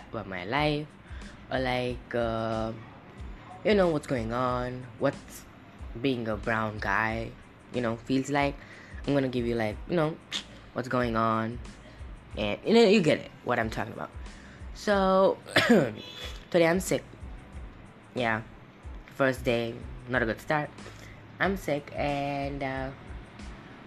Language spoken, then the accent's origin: English; Mumbai, Maharashtra, India; I'm from Mumbai, India